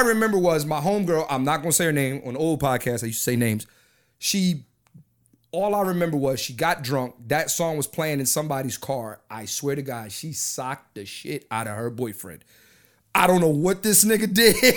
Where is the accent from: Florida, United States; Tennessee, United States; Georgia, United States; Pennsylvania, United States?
Pennsylvania, United States; Philadelphia; I'm from Philly, East Coast